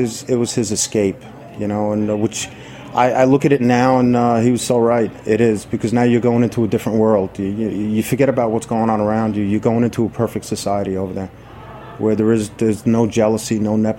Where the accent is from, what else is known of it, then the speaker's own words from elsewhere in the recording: New York City, New York, United States; also born or lived in Jamaica, Queens / Woodhaven, Queens / Rego Park, Queens; I grew up in East New York, over Van Sicklin and Atlantic, and from there moved over to Jamaica and Woodhaven.